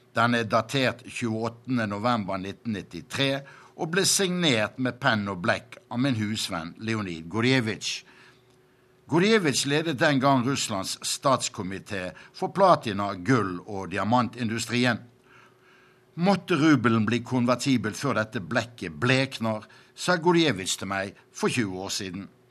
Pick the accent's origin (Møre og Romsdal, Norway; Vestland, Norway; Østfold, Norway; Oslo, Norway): Vestland, Norway; Bergen; moved away as an adult; now in Moscow, Russia; På 1950-tallet hjemme i Bergen kjøpte min mor alltid en markkaffe